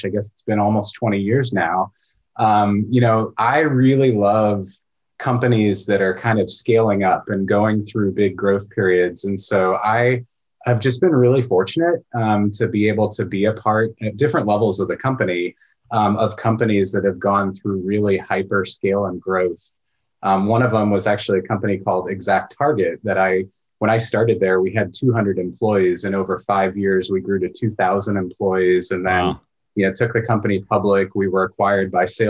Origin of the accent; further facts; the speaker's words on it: just outside of St. Louis, Missouri, United States; moved away as an adult; now in Portland, United States; I grew up in just outside of St. Louis, Missouri, but I've been in Portland since 2001.